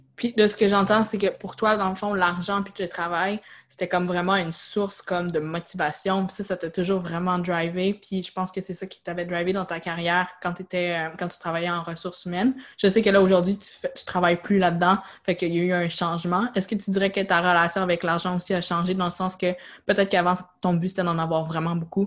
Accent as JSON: {"language": "French", "region": "Quebec", "country": "Canada", "said": "en tant que Québécois, on n'est pas habitué de payer"}